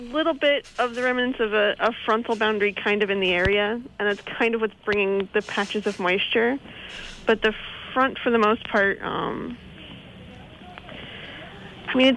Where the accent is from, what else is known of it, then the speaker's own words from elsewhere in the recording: Philadelphia, Pennsylvania, United States; now in Puerto Rico; I'm originally from Philadelphia.